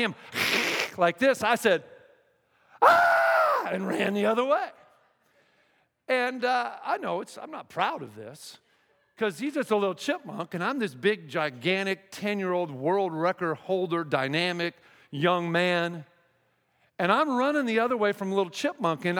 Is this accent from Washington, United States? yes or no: yes; Seattle, Washington, United States; moved away as an adult; now in Texas, United States; I'm from Seattle